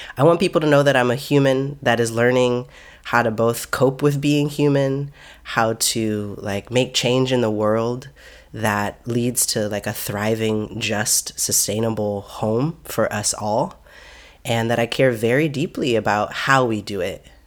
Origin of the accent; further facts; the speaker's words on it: Seattle, Washington, United States; moved away as an adult; also born or lived in Oakland; now in Seattle, United States; I grew up in Seattle. My family's, my family is from Seattle many generations back